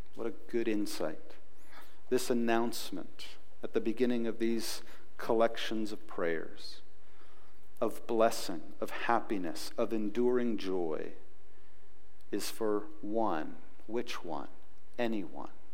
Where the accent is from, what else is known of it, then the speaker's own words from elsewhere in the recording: United States; We're nice Americans